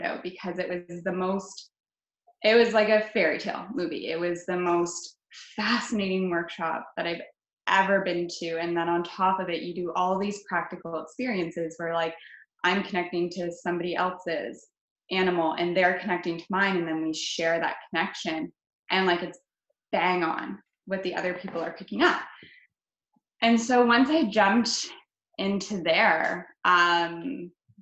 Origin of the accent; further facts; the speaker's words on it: London, Ontario, Canada; London, Ontario is my hometown